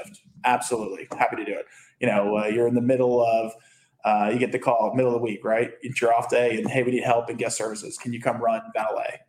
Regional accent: Bethesda, Maryland, United States; moved away as an adult; also born or lived in Las Vegas / Louisiana; now in Miami Beach, United States; I grew up in Bethesda, Maryland

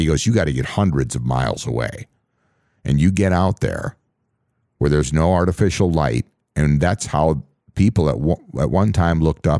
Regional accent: Minnesota, United States; I grew up again on the Canadian border here in Minnesota, out in the middle of nowhere, and I was hundreds of miles away from any civilization.

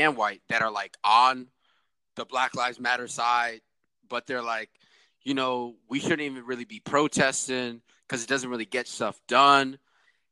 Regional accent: New York City, New York, United States; moved away; also born or lived in the South; I'm from New York City, so my parents are still up there

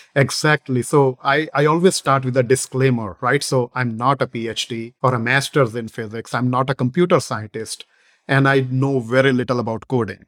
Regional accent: northern India, India; moved away as an adult; now in United States; I was born in India, the northern portion of India, uh, in a businessman family.

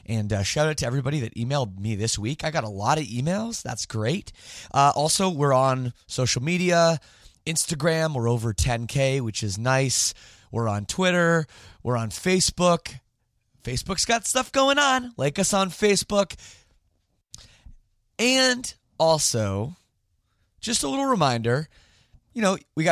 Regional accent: Canada; I'm Canadian

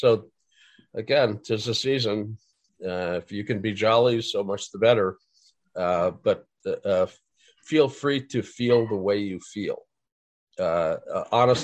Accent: Fargo, North Dakota, United States; I grew up in Fargo.

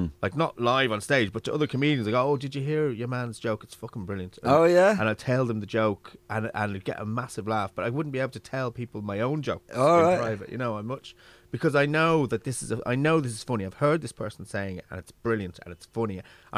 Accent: London, United Kingdom; accent: London; now in Ireland; It was probably because I grew up in England and then I came to Ireland and I probably feel like a fake, you know, my voice. Because, like, I had a London accent when I first came here.

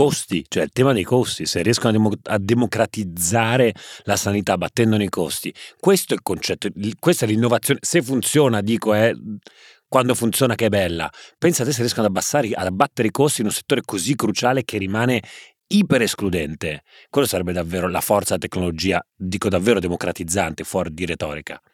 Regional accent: Genoa, Liguria, Italy; da buon genovese

